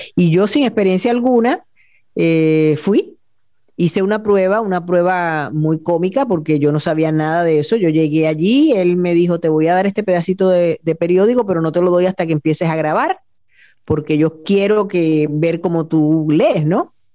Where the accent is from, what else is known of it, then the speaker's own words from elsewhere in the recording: Añasco, Puerto Rico; also born or lived in Mayagüez / San Juan; yo nací en Mayagüez, pero siempre tengo que aclarar que soy de Añasco